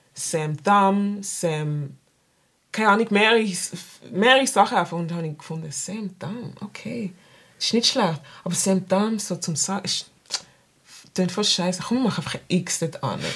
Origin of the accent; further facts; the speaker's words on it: Basel, Basel-Stadt, Switzerland; ich bin in der Stadt aufgewachsen, Basel-Stadt